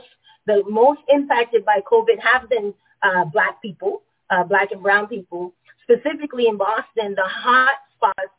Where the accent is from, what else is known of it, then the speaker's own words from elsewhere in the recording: Panama; moved away; I am born and raised in Panama